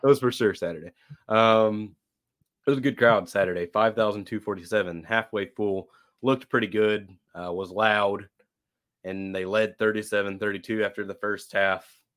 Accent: Fort Worth, Texas, United States; I was born in Fort Worth

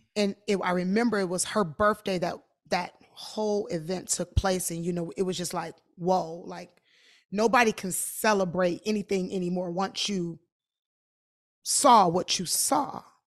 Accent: Detroit, Michigan, United States; I am from Detroit

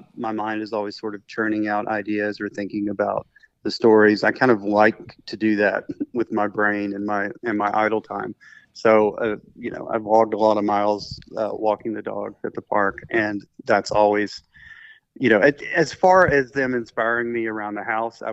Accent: Memphis, Tennessee, United States; my hometown in Memphis, Tennessee

